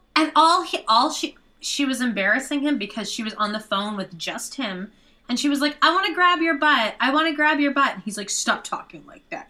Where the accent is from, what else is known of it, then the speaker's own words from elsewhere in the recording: Canada; moved away; I'm from Canada.